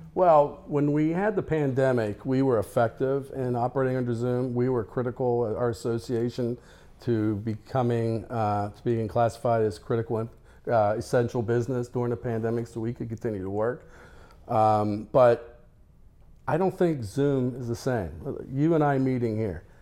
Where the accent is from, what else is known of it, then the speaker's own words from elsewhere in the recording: Denver, Colorado, United States; I'm from Denver, Colorado